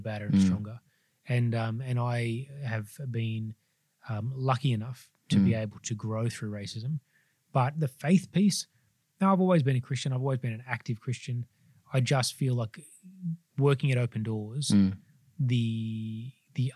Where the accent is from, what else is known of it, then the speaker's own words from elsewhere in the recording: Sydney, New South Wales, Australia; I grew up in the Sutherland Shire of Sydney.